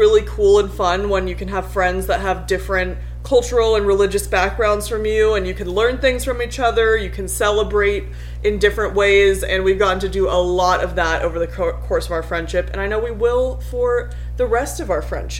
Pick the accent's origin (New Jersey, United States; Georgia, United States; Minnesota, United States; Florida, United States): Georgia, United States; moved away; Growing up in Georgia, all you get is muscadine wine or fruit wine out there